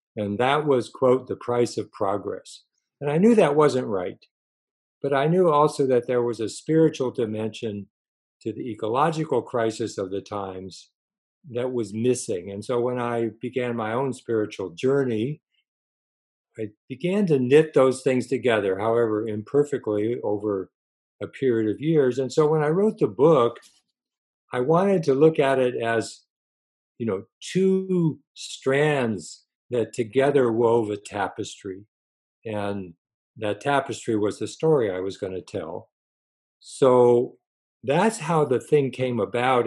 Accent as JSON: {"language": "English", "town": "Los Angeles", "region": "California", "country": "United States", "tie": "born or raised there", "also_born_or_lived": "Connecticut", "said": "I was born in Connecticut on the East Coast, but basically grew up in Southern California in Los Angeles for all of my schooling and college and so forth"}